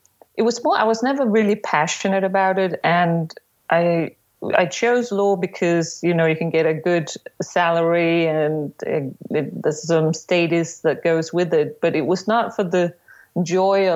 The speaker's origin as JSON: {"language": "English", "town": "Copenhagen", "region": "Capital Region of Denmark", "country": "Denmark", "said": "I am from Copenhagen in Denmark"}